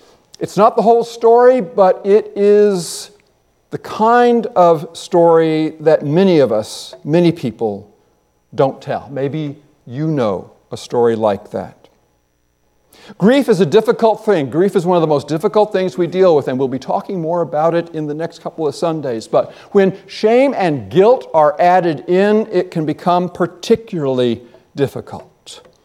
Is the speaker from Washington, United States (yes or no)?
yes; Washington, United States; And moved down to Washington, and that's why I'm an American, apparently.